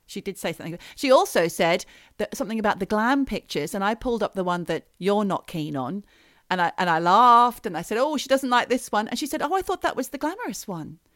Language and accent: English; Australia; we so unpopular with New Zealanders as Australians